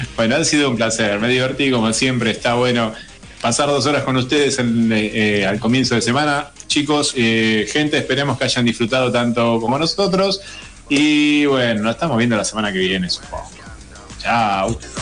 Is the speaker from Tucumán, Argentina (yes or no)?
yes; Tucumán, Argentina; el ser tucumano